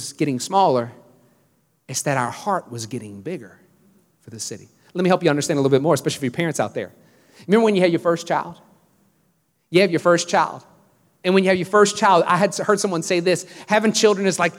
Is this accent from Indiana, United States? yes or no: no; Louisiana, United States; now in Houston, United States; I grew up in Louisiana